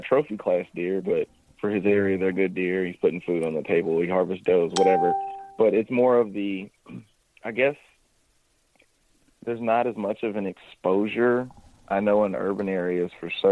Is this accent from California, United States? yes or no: no; Missouri, United States; also born or lived in Kentucky; grew up in Missouri